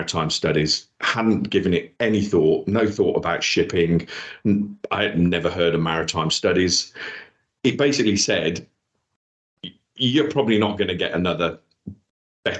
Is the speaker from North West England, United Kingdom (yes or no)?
no; Wolverhampton, West Midlands, United Kingdom; accent: Black Country; moved away as an adult; also born or lived in Dudley / London; was born in Dudley, in the Black Country, if you can't tell by my accent. Raised in Wolverhampton